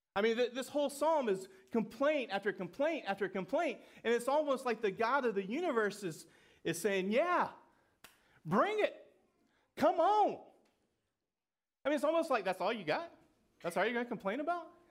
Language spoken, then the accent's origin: English; Georgia, United States; I'm from Georgia